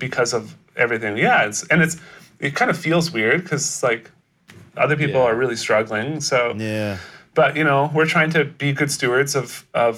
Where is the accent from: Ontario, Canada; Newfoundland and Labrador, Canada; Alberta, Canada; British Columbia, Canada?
British Columbia, Canada; I'm born in Canada. Born in Canada.